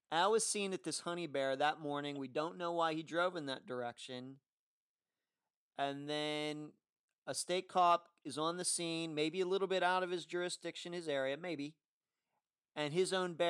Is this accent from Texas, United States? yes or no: no; Leechburg, Pennsylvania, United States; growing up in Armstrong County